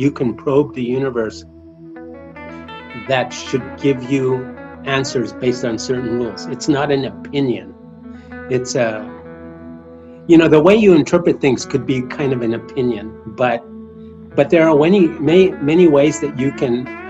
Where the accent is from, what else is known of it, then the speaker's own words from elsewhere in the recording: New Mexico, United States; moved away; I come from a quite impoverished area of New Mexico.